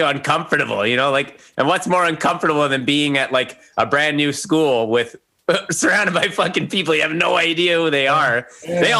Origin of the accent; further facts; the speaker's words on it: Calgary, Alberta, Canada; born there; also born or lived in Castlegar; I was born in Calgary.